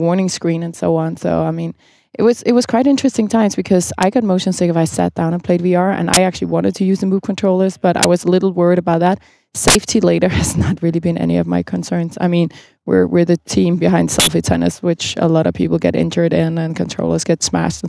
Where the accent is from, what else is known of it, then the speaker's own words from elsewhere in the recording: Copenhagen, Capital Region of Denmark, Denmark; I'm from Copenhagen, where we host the Nordic Game Jam